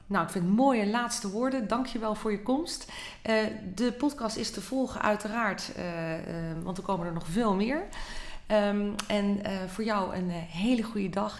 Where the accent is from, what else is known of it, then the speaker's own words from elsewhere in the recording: Netherlands; wij als Nederlanders